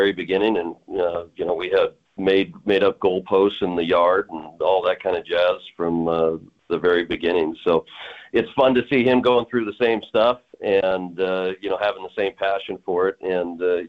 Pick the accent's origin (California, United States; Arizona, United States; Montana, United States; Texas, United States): Montana, United States; Billings; I'm a practicing attorney down in Billings, my hometown